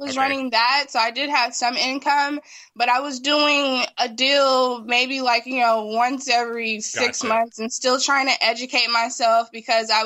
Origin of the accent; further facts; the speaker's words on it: Los Angeles, California, United States; I grew up in South